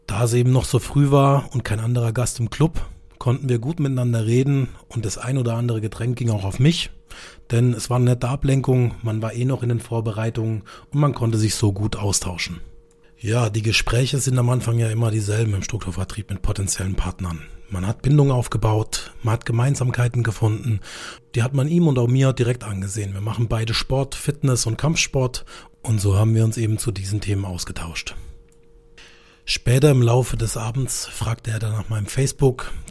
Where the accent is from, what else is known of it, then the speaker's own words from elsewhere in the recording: Karlsruhe, Baden-Württemberg, Germany; ich komme aus dem schönen Karlsruhe in Süddeutschland, wie man unschwer in meinem Dialekt erkennt.